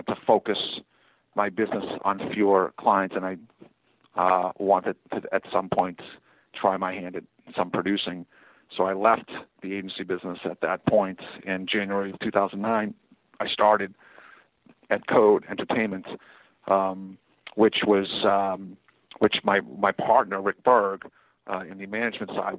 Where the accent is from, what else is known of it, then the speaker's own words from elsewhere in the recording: Boston, Massachusetts, United States; moved away as an adult; also born or lived in Atlanta, Georgia, United States; now in Los Angeles, United States; I moved back to my hometown, Boston